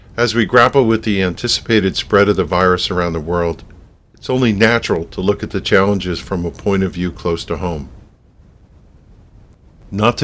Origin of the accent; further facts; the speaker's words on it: United States; As an American